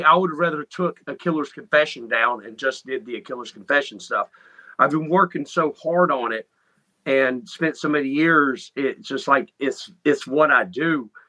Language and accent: English; North Carolina, United States; moved away as an adult; now in Ohio, United States; I'm originally from North Carolina.